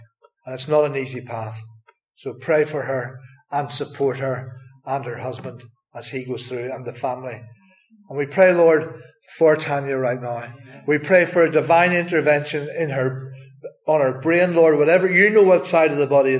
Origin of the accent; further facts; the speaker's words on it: Northern Ireland, United Kingdom; moved away; if you don't know where I'm from, it's from Northern Ireland